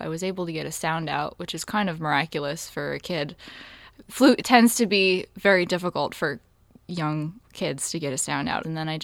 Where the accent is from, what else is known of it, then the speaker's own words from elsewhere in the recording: West Hartford, Connecticut, United States; moved away; also born or lived in New York; I'm from West Hartford, Connecticut.